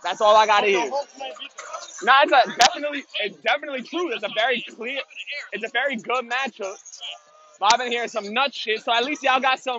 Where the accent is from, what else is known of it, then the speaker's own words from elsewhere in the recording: New York City, New York, United States; I'm a New Yorker